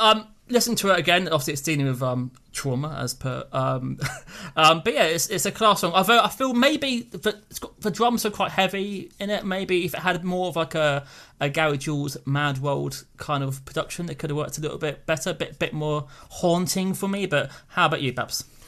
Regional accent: United Kingdom; speaking as a British person

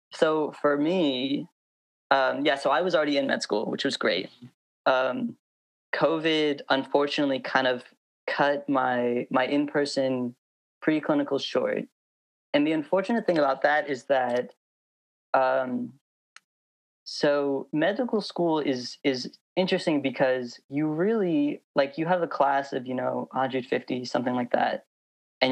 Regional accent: Moraga, California, United States; also born or lived in Berkeley; now in San Francisco, United States; I grew up in Moraga. It's like kind of between Oakland and Walnut Creek.

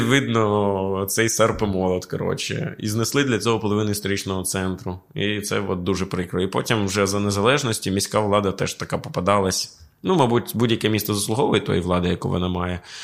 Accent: Sumy Oblast, Ukraine; moved away; я з Сумського краю

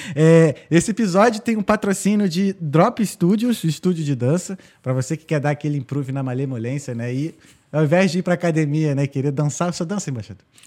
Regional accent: Rio de Janeiro, Brazil; moved away as an adult; also born or lived in United States; eu sou do Rio de Janeiro

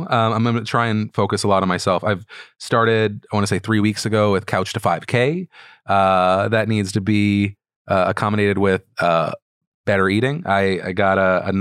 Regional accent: United States; being an American

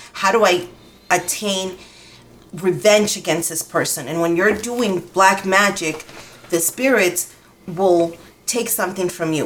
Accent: Dominican Republic; now in Albuquerque, United States; I'm from the Dominican Republic and I was um, raised in the Yoruba religion

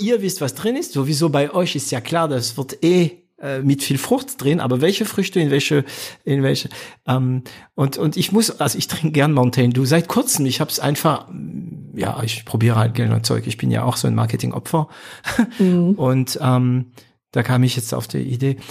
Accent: France; als Franzose

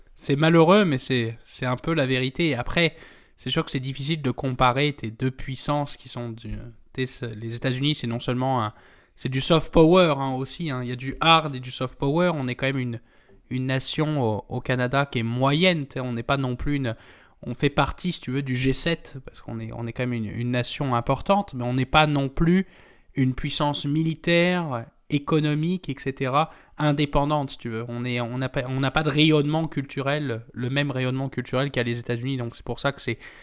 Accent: France; je parle en tant que Français

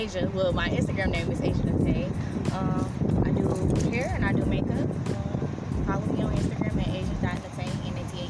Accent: Detroit, Michigan, United States; I'm from Detroit. East side, born and raised, been here all my life for the most part. Went to high school in the suburbs

